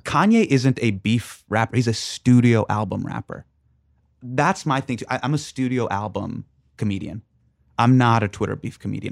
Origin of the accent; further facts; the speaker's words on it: Sacramento, California, United States; I grew up with in Sacramento